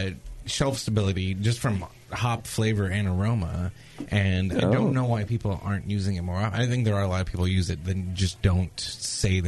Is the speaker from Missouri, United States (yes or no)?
no; San Diego, California, United States; I'm from San Diego